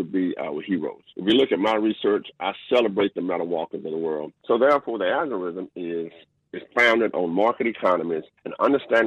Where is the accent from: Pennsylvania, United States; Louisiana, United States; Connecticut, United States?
Louisiana, United States; Southern; I was born in Southern Louisiana. I grew up in a very, very interesting, well-to-do family.